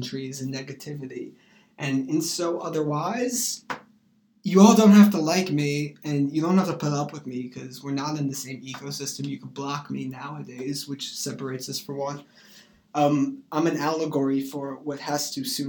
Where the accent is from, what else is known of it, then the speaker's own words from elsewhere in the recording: New York, United States; I come from New York